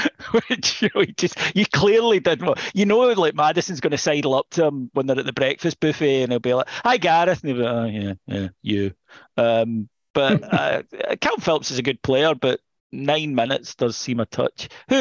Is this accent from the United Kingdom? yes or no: yes; Scotland, United Kingdom; I'm Scottish.